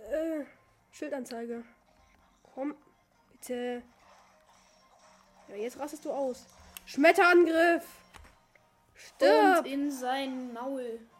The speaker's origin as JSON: {"language": "German", "country": "Turkey", "said": "Und ich komme aus der Türkei und ich spreche Englisch."}